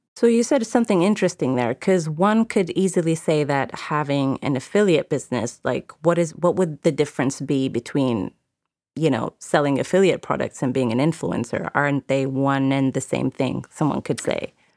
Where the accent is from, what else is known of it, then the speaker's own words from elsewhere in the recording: United Arab Emirates; moved away; I grew up in the Middle East, in the Emirates